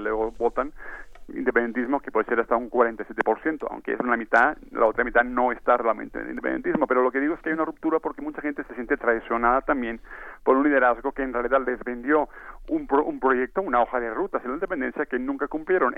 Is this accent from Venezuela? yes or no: no; Catalonia, Spain; en mi tierra